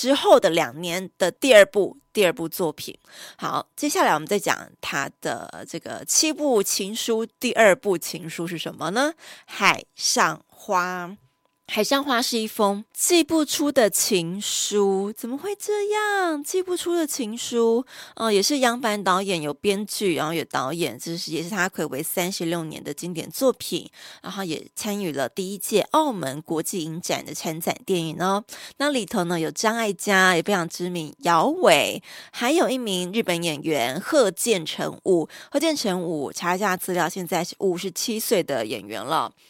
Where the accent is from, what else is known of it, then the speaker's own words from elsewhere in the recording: Taiwan; 所以他在台湾是有户籍，我们是台湾人吼。